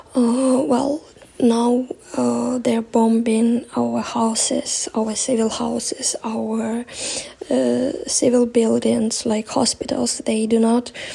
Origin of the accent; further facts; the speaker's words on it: Melitopol, Zaporizhzhia Oblast, Ukraine; I'm from Melitopol, but I'm in shelter right now. My city is totally occupied